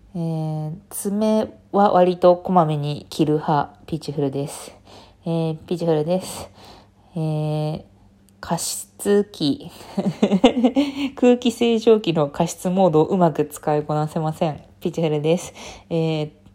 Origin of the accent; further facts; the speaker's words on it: Fukuoka, Japan; 福岡出身なので